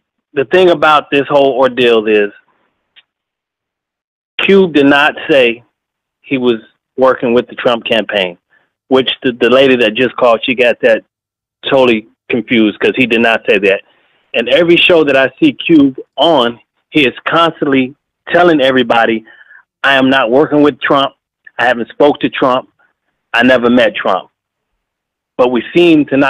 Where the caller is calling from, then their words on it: Orlando, Florida, United States; I'm calling from Orlando, Florida.